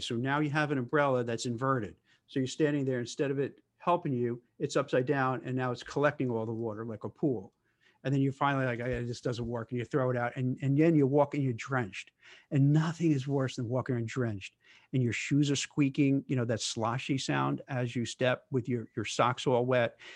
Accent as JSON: {"language": "English", "town": "Brooklyn", "region": "New York", "country": "United States", "tie": "born or raised there", "said": "I grew up in Brooklyn"}